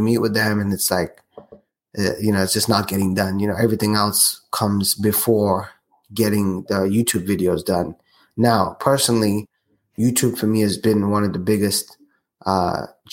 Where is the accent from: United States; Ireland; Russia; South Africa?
South Africa; moved away; my home country, South Africa